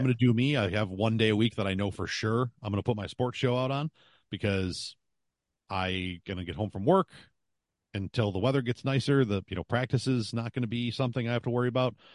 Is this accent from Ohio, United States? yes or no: no; Buffalo, New York, United States; I'm from Buffalo